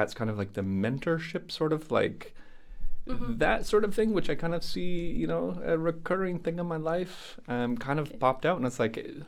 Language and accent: English; Calgary, Alberta, Canada; moved away as an adult; also born or lived in Netherlands; now in The Hague, Netherlands; I'm from Calgary, Canada, the frozen tundra of Canada with cowboys